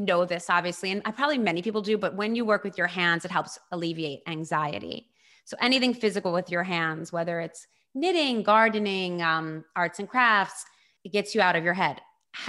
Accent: Baltimore, Maryland, United States; moved away; I was born and raised in Baltimore.

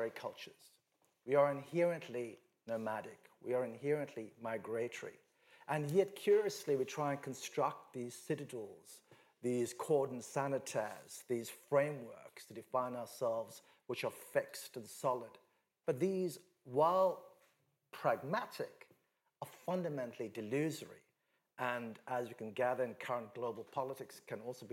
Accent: Western India, India; I'm from Western India

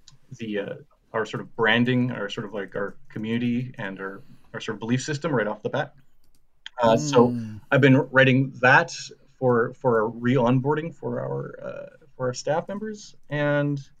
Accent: Saskatchewan, Canada; now in Halifax, Canada; I'm from Saskatchewan originally, and I moved here with my girlfriend at the time

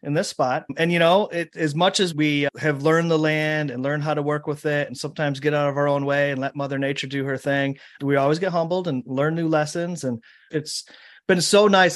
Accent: Michigan, United States; my home state of Michigan

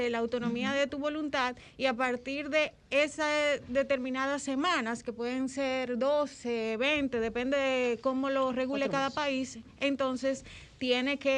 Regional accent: Dominican Republic; mire, yo soy dominicano.

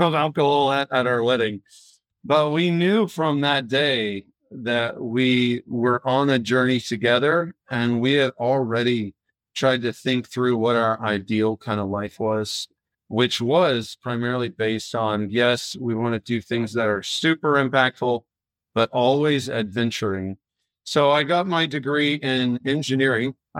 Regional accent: Florida, United States; I'm originally from Florida, kind of right on the coast, the East Coast. And so growing up kind of in a, our house was located outside of the main town in a more rural place

